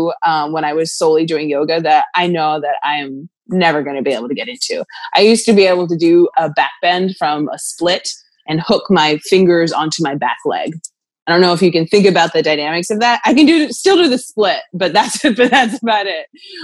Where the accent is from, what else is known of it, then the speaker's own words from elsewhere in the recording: Pennsylvania, United States; Lancaster County.